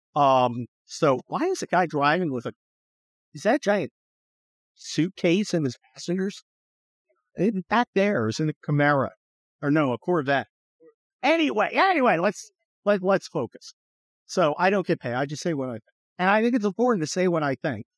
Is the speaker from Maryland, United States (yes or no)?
no; California, United States; I'm a Californian